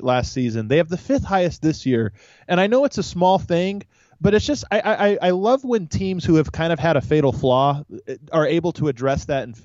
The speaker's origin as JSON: {"language": "English", "town": "Denver", "region": "Colorado", "country": "United States", "tie": "born or raised there", "said": "my hometown team, the Denver Nuggets"}